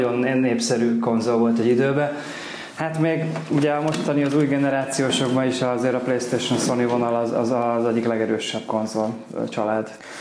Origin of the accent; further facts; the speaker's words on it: Kaposvár, Somogy, Hungary; Kaposvári vagyok